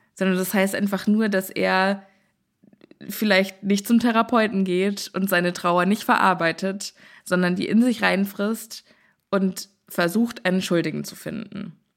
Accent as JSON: {"language": "German", "country": "Germany", "also_born_or_lived": "Texas", "said": "wir Deutschen"}